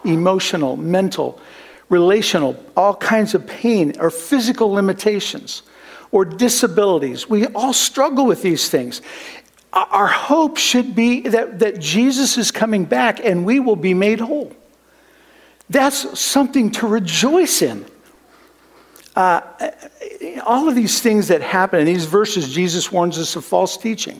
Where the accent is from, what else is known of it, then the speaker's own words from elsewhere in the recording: Midwest, United States; moved away; also born or lived in Kansas; growing up in the Midwest where we had horrible thunderstorms